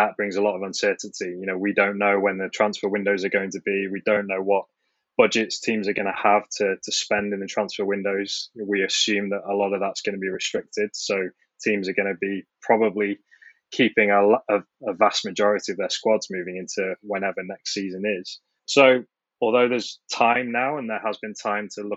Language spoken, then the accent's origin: English; Manchester, North West England, United Kingdom; Growing up in Manchester, huge Manchester United fan